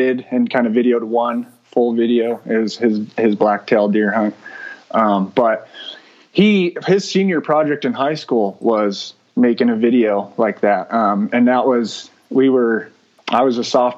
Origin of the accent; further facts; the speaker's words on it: southern Oregon, United States; moved away; we grew up in southern Oregon